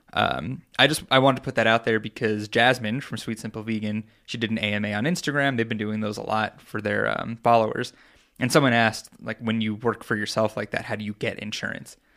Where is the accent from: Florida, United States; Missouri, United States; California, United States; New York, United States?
New York, United States; Long Island; moved away; I'm from Long Island.